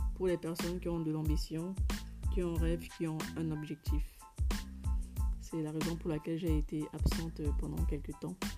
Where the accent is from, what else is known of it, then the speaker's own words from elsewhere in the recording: Cameroon; en tant que Camerounaise